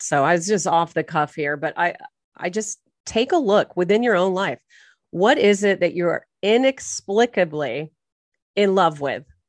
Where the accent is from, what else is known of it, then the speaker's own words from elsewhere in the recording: Irvine, California, United States; also born or lived in Torrance Beach, California; I was born and raised in Orange County, California